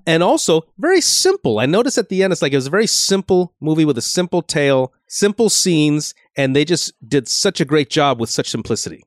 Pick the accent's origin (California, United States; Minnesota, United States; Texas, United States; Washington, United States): California, United States; Los Angeles; visiting my hometown